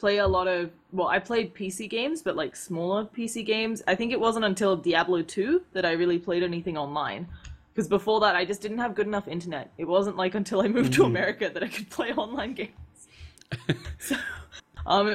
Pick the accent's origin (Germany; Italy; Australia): Australia; Adelaide, South Australia; now in Seattle, United States; I grew up in this, it's a capital city, but it's a pretty small town called Adelaide. It's the capital of South Australia.